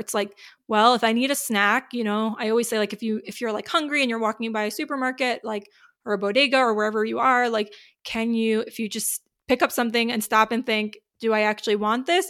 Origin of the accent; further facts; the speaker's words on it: New York, United States; I'm from New York